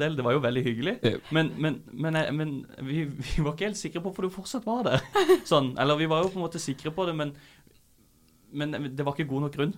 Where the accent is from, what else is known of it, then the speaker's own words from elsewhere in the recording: Kristiansand, Agder, Norway; moved away; Jeg kom fra Kristiansand.